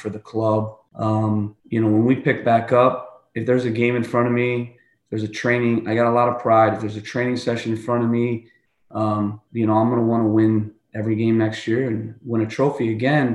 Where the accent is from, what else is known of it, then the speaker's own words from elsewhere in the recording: United States; we're American